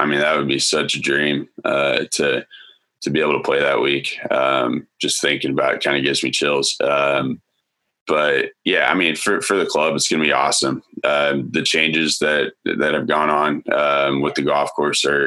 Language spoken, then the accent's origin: English; United States; as an American